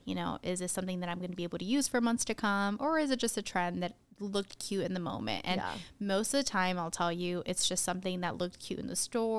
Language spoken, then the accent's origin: English; Tucson, Arizona, United States; you know, I grew up in Tucson, Arizona, so we're only an hour away from the border.